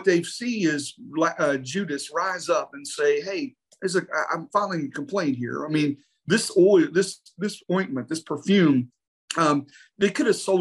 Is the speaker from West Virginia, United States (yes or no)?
yes; West Virginia, United States; I'm from West Virginia, so we do have a whole different language from that country